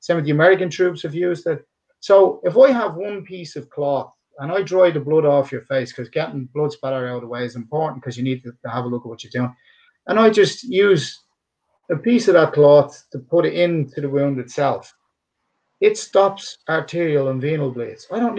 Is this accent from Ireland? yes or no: yes; Dublin, Leinster, Ireland; accent: Dublin; speak with this Dublin accent. Some of us do and some of us don't. Some of us have polished up accent. My accent is polished up now in comparison to what it was.